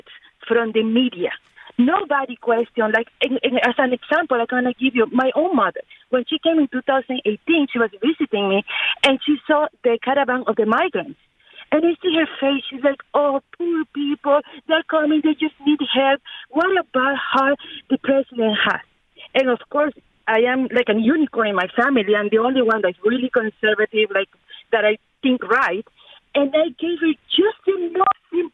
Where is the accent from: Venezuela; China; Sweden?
Venezuela; now in Miami, United States; I'm from Venezuela, originally.